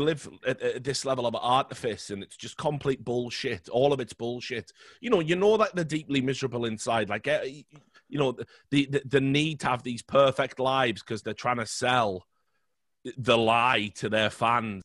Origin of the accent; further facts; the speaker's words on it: United Kingdom; I'm British